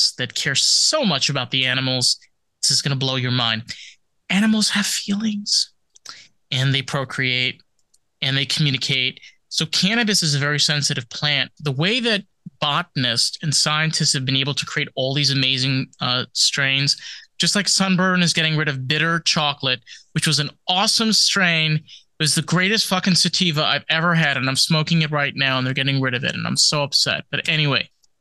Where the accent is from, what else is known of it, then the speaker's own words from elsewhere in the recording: Rockland County, New York, United States; I grew up in Rockland County